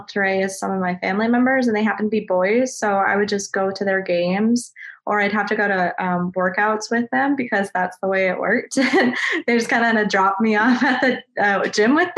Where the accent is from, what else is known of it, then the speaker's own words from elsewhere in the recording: South Dakota, United States; moved away as an adult; also born or lived in Mankato, Minnesota; now in Raleigh, United States; I'm originally from South Dakota. And then I went to college in Mankato, and now I live, which is in Minnesota. And then now I live in Raleigh, North Carolina.